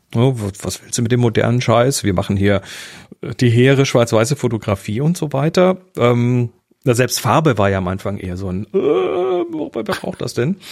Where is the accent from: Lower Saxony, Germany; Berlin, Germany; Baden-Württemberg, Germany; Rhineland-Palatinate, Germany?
Baden-Württemberg, Germany; Horb am Neckar; bei uns äh, in Horb, wo ich herkomme